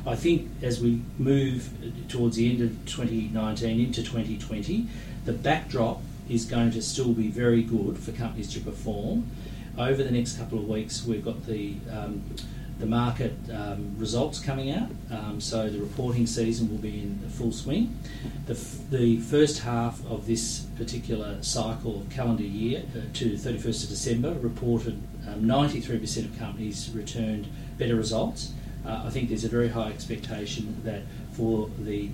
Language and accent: English; Australia